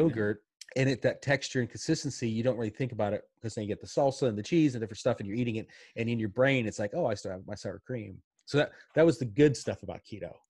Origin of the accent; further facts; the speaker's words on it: Pittsburgh, Pennsylvania, United States; I grew up in Pittsburgh, and my dad worked in a steel mill